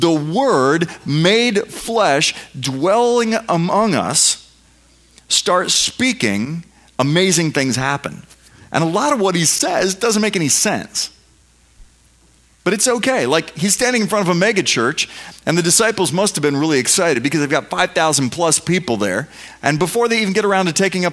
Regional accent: United States; I'm an American

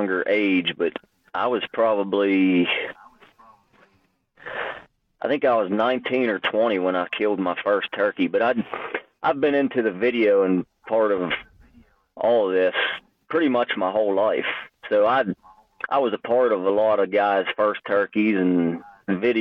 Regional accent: Pennsylvania, United States

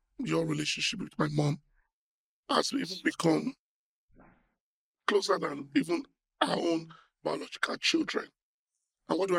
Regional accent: Warri, Delta, Nigeria; I was born in Shell Petroleum in Warri

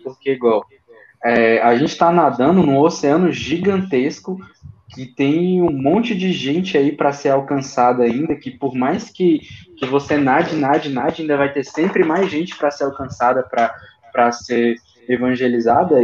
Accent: Brasília, Federal District, Brazil; a gente é de Brasília

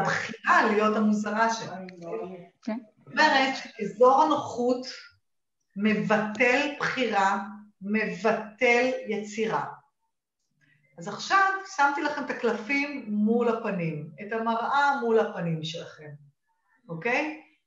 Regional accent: Israel; accent: Israeli, half Australian; והאנגלית שלי היא אנגלית טובה, ועם אה, מבטא ישראלי

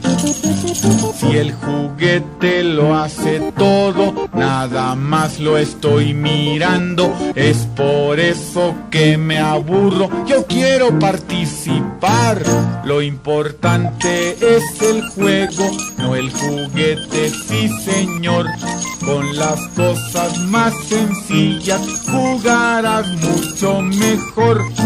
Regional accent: Colombia; de Colombia, cantautor de música popular colombiana.

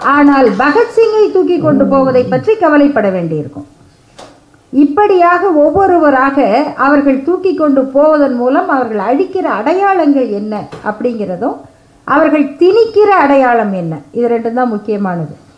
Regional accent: Salem, Tamil Nadu, India; நான் பிறந்து வளர்ந்த சேலம் பகுதியில்

